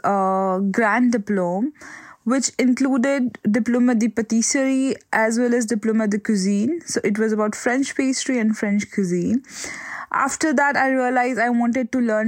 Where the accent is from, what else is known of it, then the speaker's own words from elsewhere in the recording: Udaipur, Rajasthan, India; moved away as an adult; now in Birmingham, United Kingdom; I grew up in Udaipur, India, and I was a lawyer before